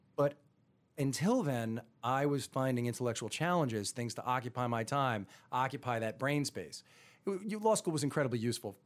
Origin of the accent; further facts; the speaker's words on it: Roslyn, New York, United States; I grew up in Roslyn